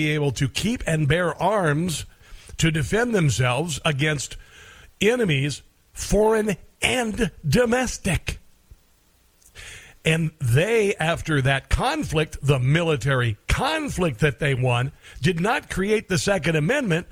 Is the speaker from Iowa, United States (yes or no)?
yes; Iowa, United States; moved away; also born or lived in Omaha, Nebraska; I grew up in Iowa